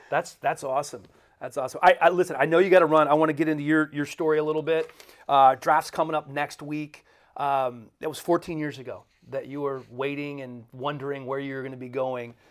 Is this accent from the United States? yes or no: yes; Washington, United States; I grew up in Washington